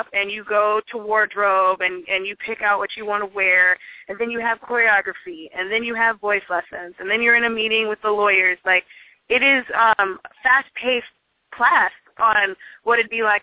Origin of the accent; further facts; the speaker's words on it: Seattle, Washington, United States; also born or lived in Tacoma; I'm from Seattle